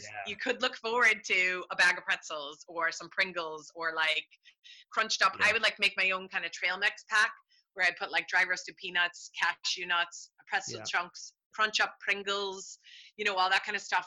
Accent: United States; now in Ireland; I'm American

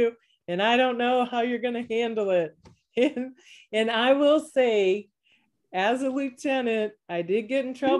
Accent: Virginia, United States; moved away as an adult; also born or lived in Texas / Oklahoma / Florida / Colorado; now in Raleigh, United States; I grew up in Virginia

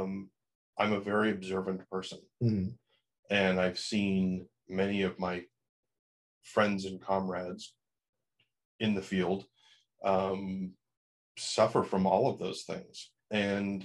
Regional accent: New Hampshire, United States; moved away as an adult; also born or lived in Chicago / Los Angeles; growing up in New Hampshire, Boston was sort of my stomping grounds on the weekend

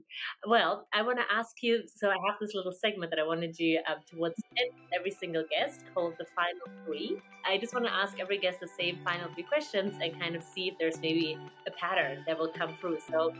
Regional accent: Germany; English is a second language; I am from Germany.

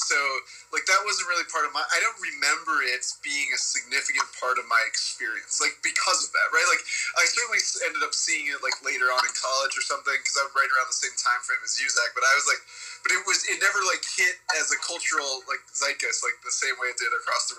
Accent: Salt Lake City, Utah, United States; So I grew up in Salt Lake City, Utah. I myself am not LDS, but most of my friends were Mormon.

